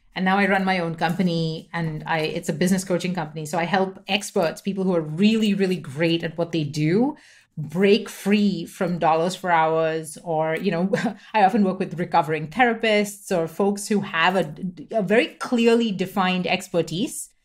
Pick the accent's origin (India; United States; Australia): India; Mumbai, Maharashtra; first language English; I grew up in India, so I was born in Mumbai, I grew up there